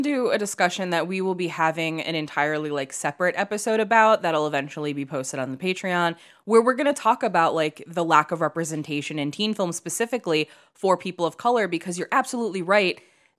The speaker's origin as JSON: {"language": "English", "town": "Chicago", "region": "Illinois", "country": "United States", "tie": "born or raised there", "said": "And I grew up in Chicago."}